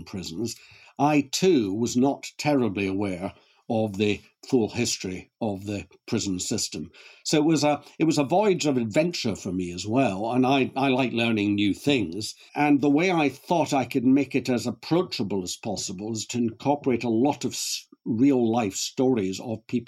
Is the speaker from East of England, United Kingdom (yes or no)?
no; Glasgow, Scotland, United Kingdom; moved away; also born or lived in Cambridge; I was born and brought up in Glasgow a long time ago